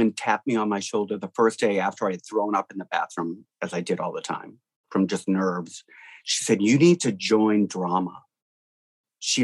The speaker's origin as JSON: {"language": "English", "town": "Cambridge", "region": "Massachusetts", "country": "United States", "tie": "born or raised there", "also_born_or_lived": "Franklin, Massachusetts", "lives_now": "Provincetown, United States", "said": "I grew up in Cambridge, Massachusetts, in between Central Square and Harvard Square"}